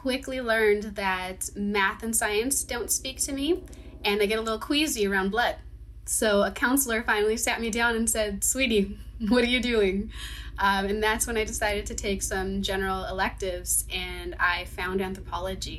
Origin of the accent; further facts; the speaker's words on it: Orange County, California, United States; also born or lived in San Diego, California; I was born and raised in Orange County, California, but my family is from Guadalajara, Mexico